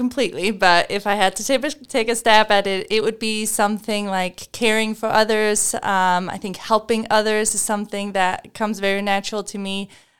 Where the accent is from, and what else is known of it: Denmark; English is a second language; now in United States